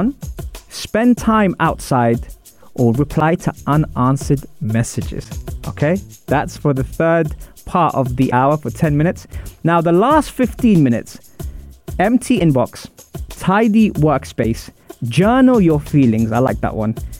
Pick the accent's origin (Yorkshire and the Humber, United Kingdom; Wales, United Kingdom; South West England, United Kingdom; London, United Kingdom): London, United Kingdom; I'm from Wimbledon